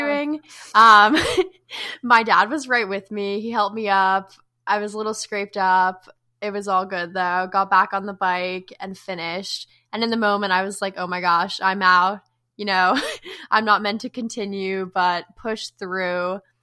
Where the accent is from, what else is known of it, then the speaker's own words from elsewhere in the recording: New Jersey, United States; now in Chapel Hill, United States; I'm from Jersey.